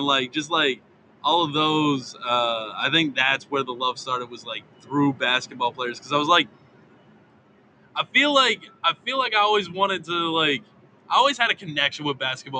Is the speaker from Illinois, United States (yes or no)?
no; Baltimore, Maryland, United States; moved away; also born or lived in Myrtle Beach; I grew up in Baltimore. But my whole family's from Philly.